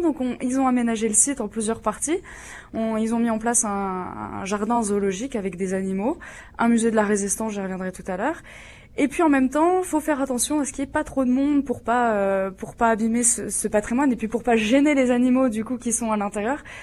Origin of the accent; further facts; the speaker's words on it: Jura, Bourgogne-Franche-Comté, France; je suis jurassienne d'origine. Euh, moi, je me rappelle quand j'étais petite, on parlait pas du tout de tourisme chez moi.